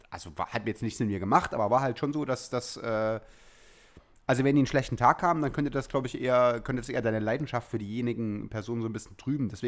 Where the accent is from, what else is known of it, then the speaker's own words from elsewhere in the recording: East Germany, Germany; ich bin ja bei, als Ossi sozusagen ähm, und mit so einer äh, Kindheit in den 80ern